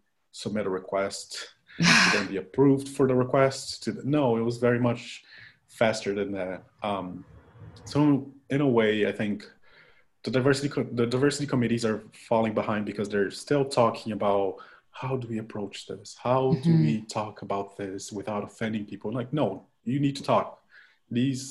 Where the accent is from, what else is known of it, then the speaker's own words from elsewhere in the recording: Curitiba, Paraná, Brazil; moved away; I'm from Curitiba, Brazil